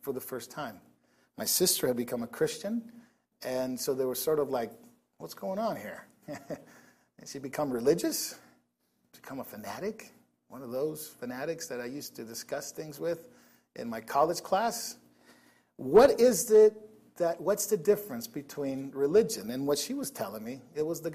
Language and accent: English; Nicaragua; now in United States; I didn't grow up in the States for a while. I grew up in Nicaragua.